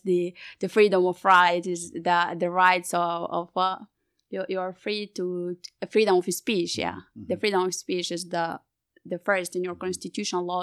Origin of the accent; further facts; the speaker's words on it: Sudan; from Sudan